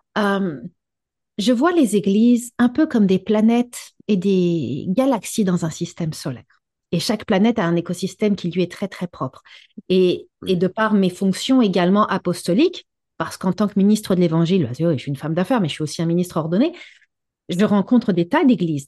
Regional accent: Quebec, Canada; chez nous au Québec

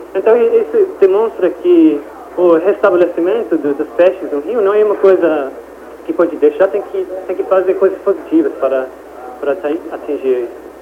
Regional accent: Thames region, South East England, United Kingdom; Portuguese is a second language; eu morei toda a minha vida aqui nessa região, passei toda a minha vida bebendo água do Tamis

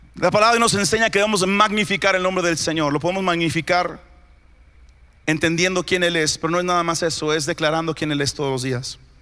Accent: Aguascalientes, Mexico; amo gente en Aguascalientes. Amo mi ciudad.

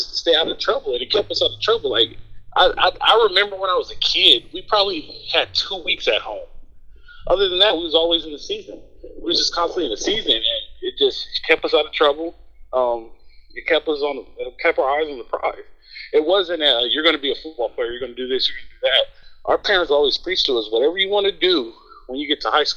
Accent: Los Angeles, California, United States; also born or lived in Long Beach; I grew up on the east side of L.A., 48th and Avalon, Middle South Central

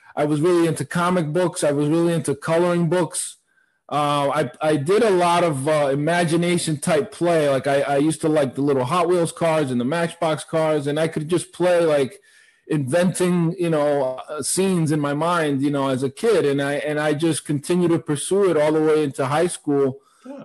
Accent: Providence, Rhode Island, United States; I grew up in Providence, so, uh, Rhode Island.

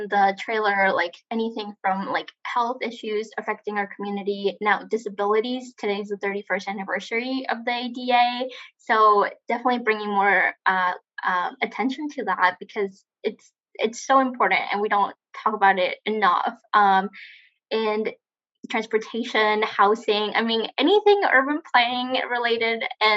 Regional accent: Tijuana, Baja California, Mexico; I'm from Tijuana

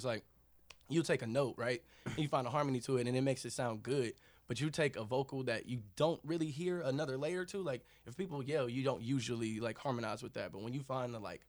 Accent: Kansas, United States; So growing up in Kansas, I wouldn't want anything else to happen. I didn't want to grow up anywhere else

